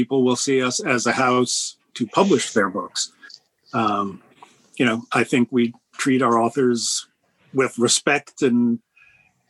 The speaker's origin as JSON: {"language": "English", "area": "Bergen County", "region": "New Jersey", "country": "United States", "tie": "born or raised there", "moved": "as an adult", "lives_now": "New York, United States", "said": "I grew up in Bergen County."}